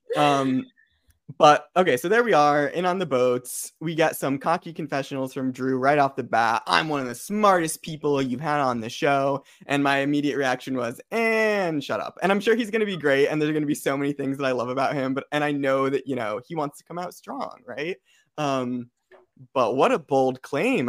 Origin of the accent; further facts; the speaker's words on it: Connecticut, United States; I'm from Connecticut